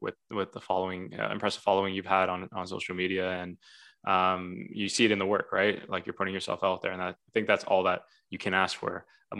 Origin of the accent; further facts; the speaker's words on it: Vaughan, Ontario, Canada; also born or lived in Toronto; Because I was born in Toronto, right? And I grew up in Vaughan. So it's kind of like two places at the same time.